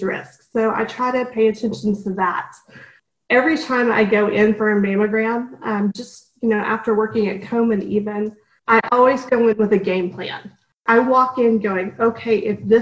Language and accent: English; Dallas, Texas, United States; moved away; also born or lived in Washington, D.C.; I grew up in Dallas